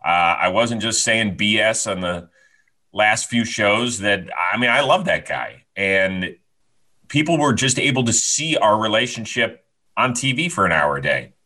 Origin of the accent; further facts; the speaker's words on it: Cleveland, Ohio, United States; I'm from Cleveland.